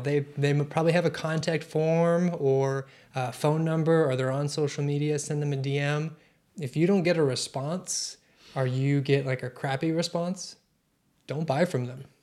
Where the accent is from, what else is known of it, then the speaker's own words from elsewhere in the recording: Maceo, Kentucky, United States; I'm from the western part. Owensboro, Kentucky is where I claim, but really I'm from Masonville